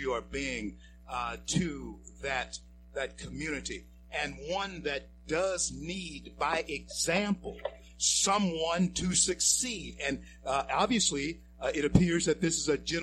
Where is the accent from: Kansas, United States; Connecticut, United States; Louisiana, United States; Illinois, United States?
Louisiana, United States; Shreveport; my hometown of Shreveport, yes, Louisiana. Yes. I happen to be a Fair Park Indian